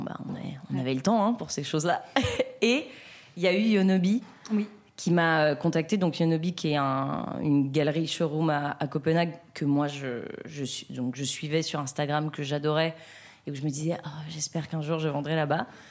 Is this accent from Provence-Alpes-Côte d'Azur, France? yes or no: no; between Lyon and Grenoble, Auvergne-Rhône-Alpes, France; now in Paris, France; je viens de entre Lyon et Grenoble, un petit village dans lequel j'ai grandi